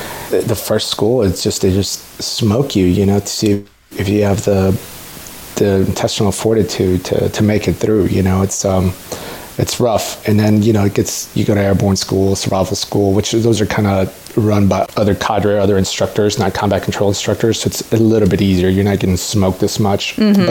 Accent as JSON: {"language": "English", "town": "San Antonio", "region": "Texas", "country": "United States", "tie": "born or raised there", "also_born_or_lived": "Mexico City, Mexico / Austin, Texas", "said": "grew up in San Antonio"}